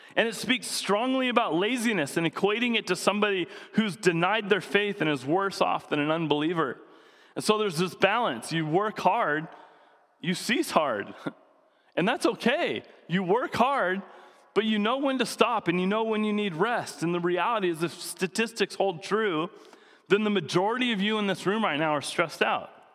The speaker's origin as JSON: {"language": "English", "town": "Coeur d'Alene", "region": "Idaho", "country": "United States", "tie": "born or raised there", "also_born_or_lived": "Seattle", "moved": "yes", "lives_now": "San Diego, United States", "said": "growing up in Coeur d'Alene, there was most of the town was shut down on Sundays"}